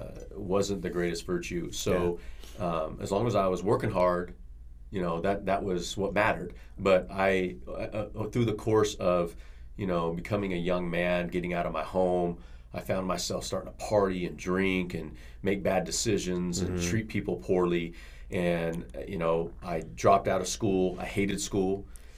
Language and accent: English; Bakersfield, California, United States; I'm from Bakersfield, California.